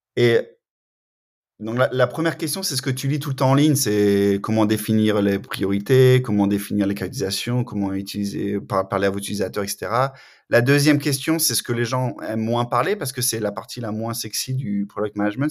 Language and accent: French; France; moved away as an adult; also born or lived in Canada; now in Cambridge, United States; je suis de France originellement. J'ai déménagé au, Canada pour un moment, après aux États-Unis, et maintenant, depuis euh, mars 2019, euh, je suis à Cambridge, dans le Massachusetts